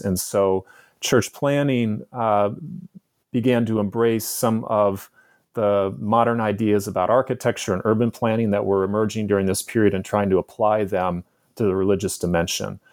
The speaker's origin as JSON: {"language": "English", "town": "San Francisco", "region": "California", "country": "United States", "tie": "born or raised there", "also_born_or_lived": "San Diego", "said": "my childhood growing up in San Francisco in the 1970s and 1980s"}